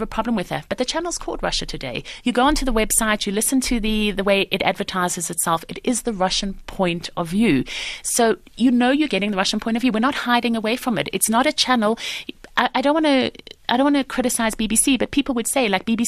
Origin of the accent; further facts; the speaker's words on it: Johannesburg, Gauteng, South Africa; moved away as an adult; I grew up in Highlands North